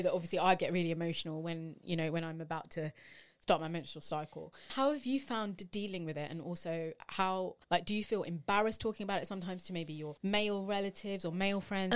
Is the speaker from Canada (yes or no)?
no; United Kingdom; we are British Asian women